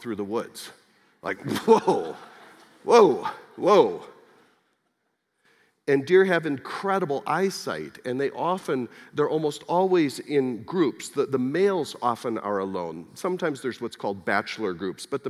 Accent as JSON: {"language": "English", "region": "Wisconsin", "country": "United States", "tie": "born or raised there"}